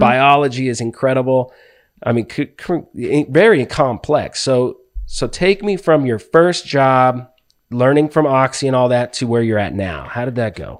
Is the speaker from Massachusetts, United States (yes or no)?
no; Palmdale, California, United States; moved away; also born or lived in Ventura, California; born in Ventura, grew up in Palmdale